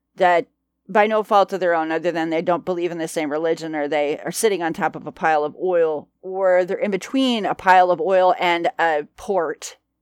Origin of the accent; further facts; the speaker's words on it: United States; we're American